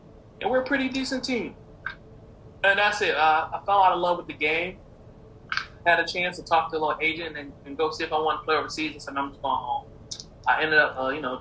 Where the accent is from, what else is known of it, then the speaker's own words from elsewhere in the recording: Waterloo, Iowa, United States; also born or lived in Hawaii; I'm from Waterloo, Iowa